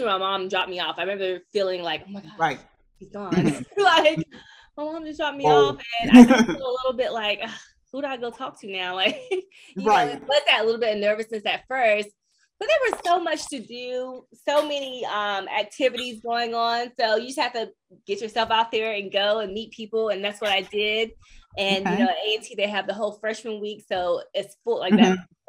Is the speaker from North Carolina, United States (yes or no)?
yes; North Carolina, United States; growing up in North Carolina